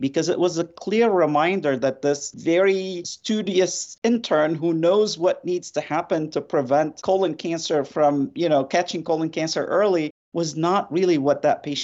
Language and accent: English; Lebanon; moved away; I grew up in Lebanon in the midst of a war